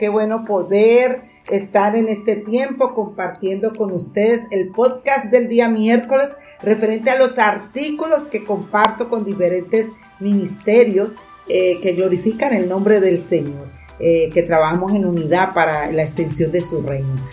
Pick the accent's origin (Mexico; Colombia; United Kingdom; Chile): Colombia; Él es cubano y yo colombiana. Y aunque somos hispanos, somos totalmente diferentes por nuestro español, en el contexto cultural, nuestra crianza y las experiencias de la vida